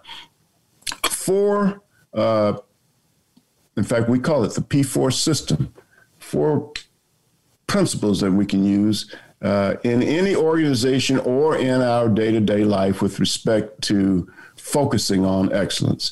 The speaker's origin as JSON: {"language": "English", "region": "South Carolina", "country": "United States", "tie": "born or raised there", "said": "I grew up in South Carolina back in the days of segregation"}